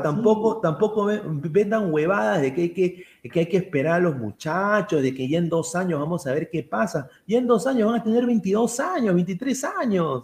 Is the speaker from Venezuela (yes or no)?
no; Peru; como peruano